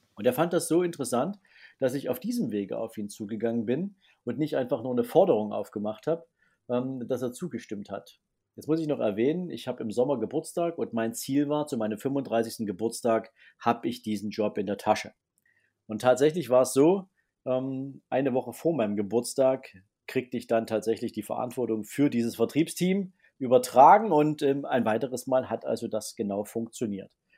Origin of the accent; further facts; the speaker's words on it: Dresden, Saxony, Germany; bin gebürtiger Sachse, gebürtiger Dresdner